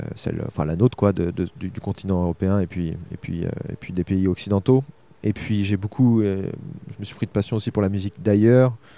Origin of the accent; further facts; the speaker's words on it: Argenton-sur-Creuse, Centre-Val de Loire, France; also born or lived in Nanterre / Tours / Bordeaux / Paris; Je suis pas né à Argenton, je suis né à Nanterre, mais j'ai vraiment grandi. J'ai fait euh, mon école maternelle, euh, mon école élémentaire, mon collège, mon lycée